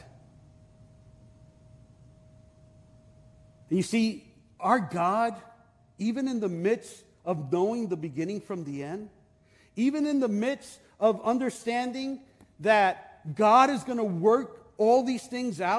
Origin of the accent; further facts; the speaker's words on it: New York City, New York, United States; I am from Brooklyn.